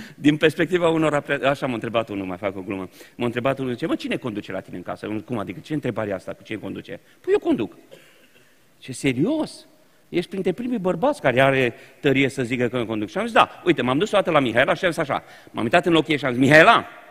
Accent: Romania; Noi, ca români, nu am fost învățați, n-am avut educația conflictului.

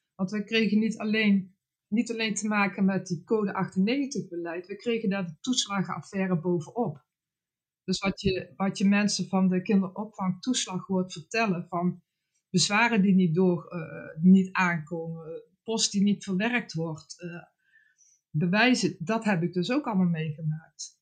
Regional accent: Netherlands; voor mij als Nederlander

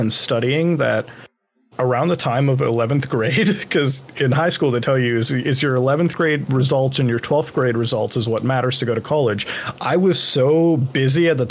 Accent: Canada; also born or lived in India; Growing up in Canada is about, I guess, one could expect. Like, I mean, I had a normal childhood

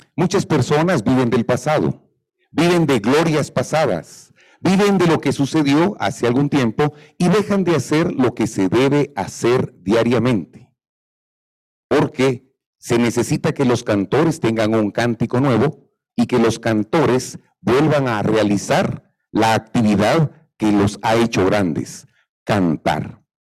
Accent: Guatemala; Yo soy guatemalteco, me considero nacionalista, amo a mi Guatemala

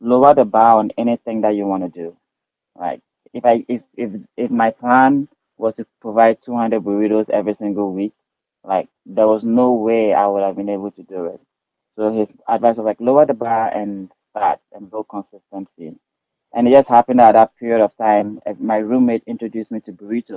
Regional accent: Ghana; moved away as an adult; now in Reno, United States; Yes, I'm from Ghana, West Africa.

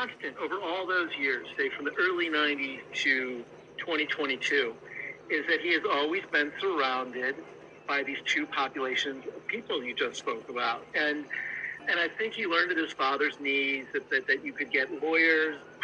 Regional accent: Midwest, United States; moved away; I grew up in the Midwest

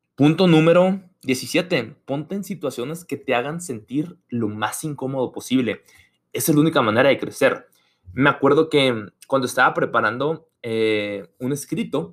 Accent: Mexico; moved away as an adult; now in United States; soy estudiante internacional de México en Estados Unidos

